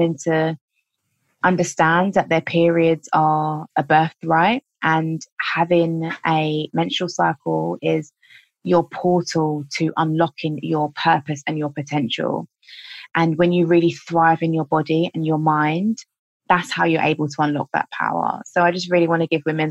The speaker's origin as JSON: {"language": "English", "region": "London", "country": "United Kingdom", "said": "I'm from London"}